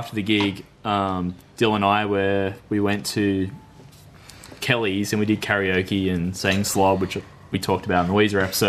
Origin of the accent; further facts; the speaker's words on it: Newcastle, New South Wales, Australia; oh, we're from Newcastle. Because we were probably like, I don't know, 19 or something at the time.